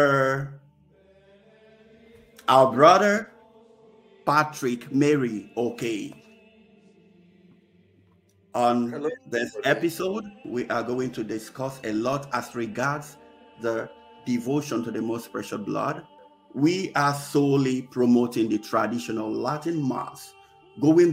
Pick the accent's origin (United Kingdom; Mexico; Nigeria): Nigeria; in the eastern part of Nigeria, my home country